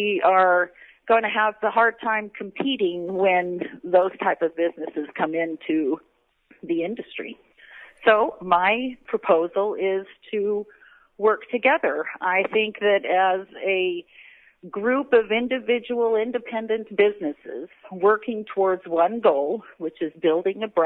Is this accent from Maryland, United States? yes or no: no; Bay Area, California, United States; moved away as an adult; now in Bellingham, United States; My husband and I grew up in California, in the Bay Area.